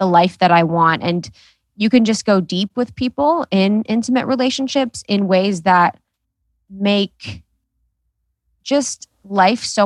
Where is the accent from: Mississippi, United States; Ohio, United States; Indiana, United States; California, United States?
Ohio, United States; now in Los Angeles, United States; I grew up in Ohio